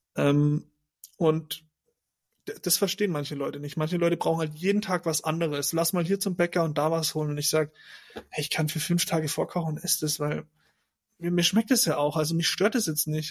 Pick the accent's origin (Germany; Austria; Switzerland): Germany; moved away as an adult; da zu bleiben, wo ich herkomme